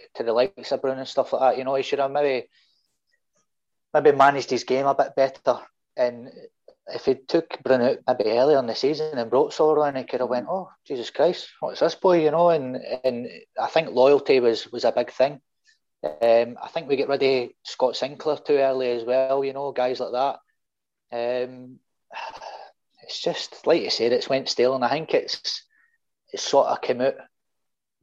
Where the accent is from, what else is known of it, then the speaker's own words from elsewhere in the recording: Saltcoats, Scotland, United Kingdom; I'm from Saltcoats originally in Ayrshire